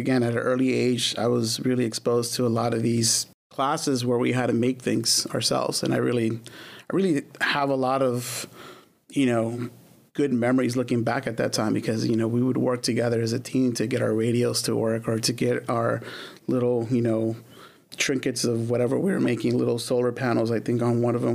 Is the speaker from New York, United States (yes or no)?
no; Los Angeles, California, United States; born or raised there; also born or lived in Glendale, California